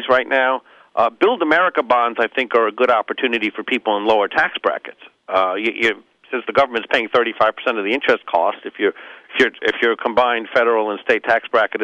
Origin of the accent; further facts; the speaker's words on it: New York, United States; I'm from New York